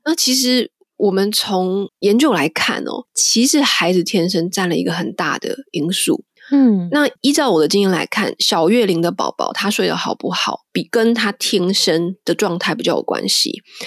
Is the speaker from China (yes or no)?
no; Taiwan; now in London, United Kingdom; 我们台湾人的家庭